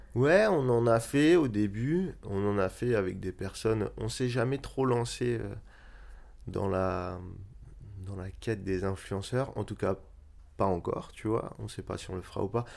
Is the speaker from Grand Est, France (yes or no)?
yes; Strasbourg, Grand Est, France; moved away as an adult; also born or lived in Marseille / Netherlands / Paris; quand j'ai quitté Strasbourg pour faire mes études, je suis d'abord allé à Marseille